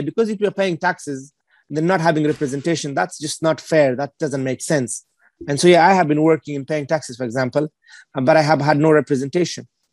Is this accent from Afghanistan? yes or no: yes; Afghanistan; now in United Kingdom; I was from Afghanistan